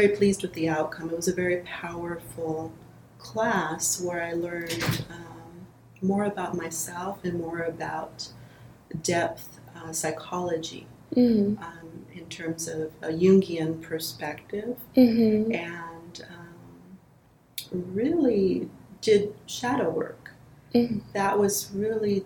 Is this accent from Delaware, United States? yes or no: no; Los Angeles, California, United States; I'm from the Los Angeles area.